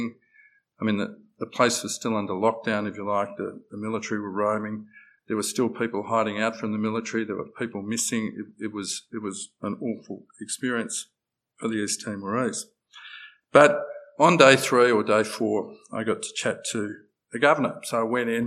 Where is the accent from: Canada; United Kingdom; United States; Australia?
Australia; we're Australian